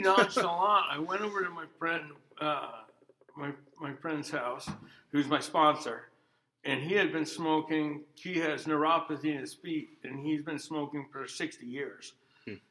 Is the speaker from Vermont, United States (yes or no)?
yes; Vermont, United States; also born or lived in Anchorage, Alaska; I grew up here in Vermont. Uh, I was originally born in Anchorage, Alaska